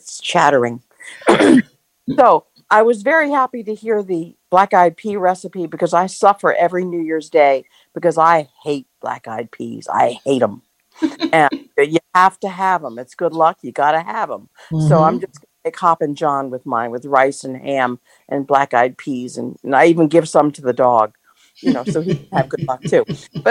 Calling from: Spring, Maryland, United States; from Spring, Maryland.

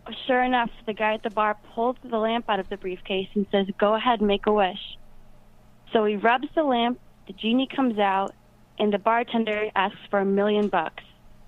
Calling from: Rhinebeck, New York, United States; Hello, it's Cameron from Rhinebeck, New York.

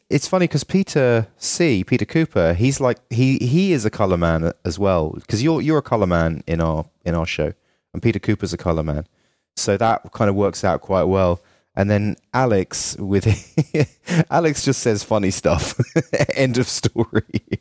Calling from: Dublin, Leinster, Ireland; it's 10 p.m. for me. I'm calling from Dublin, Ireland

